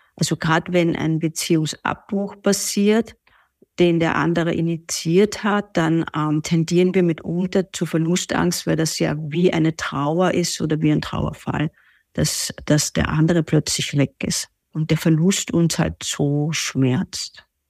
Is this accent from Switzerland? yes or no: no; Vienna, Austria; ich komme aus Wien